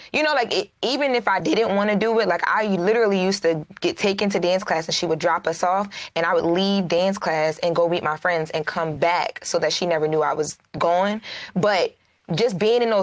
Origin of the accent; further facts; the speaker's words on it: Wilmington, Delaware, United States; moved away as an adult; also born or lived in Hollywood; So I grew up in Wilmington, Delaware, which is not big here at all.